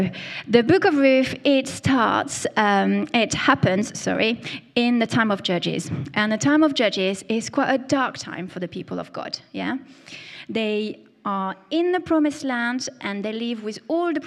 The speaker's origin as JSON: {"language": "English", "country": "France", "accent": "French", "said": "my French accent"}